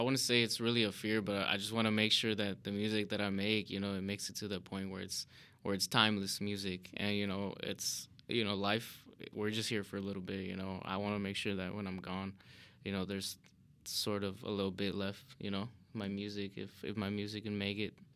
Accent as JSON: {"language": "English", "town": "Chicago", "region": "Illinois", "country": "United States", "tie": "born or raised there", "said": "born and raised in Chicago"}